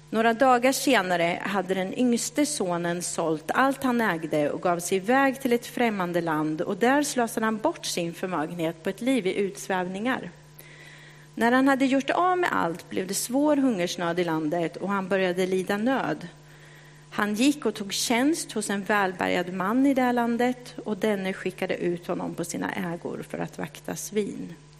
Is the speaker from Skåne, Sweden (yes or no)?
no; Kisa, Östergötland, Sweden; accent: östgötska; moved away as an adult; now in Stockholm, Sweden; Jag växte upp i Kisa